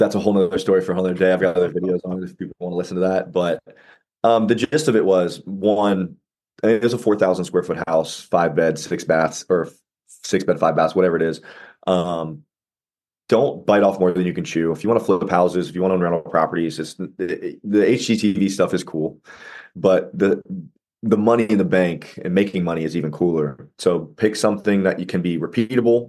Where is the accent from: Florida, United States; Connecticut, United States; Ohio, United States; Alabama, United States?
Ohio, United States; I'm in Ohio. I've lived here my whole life.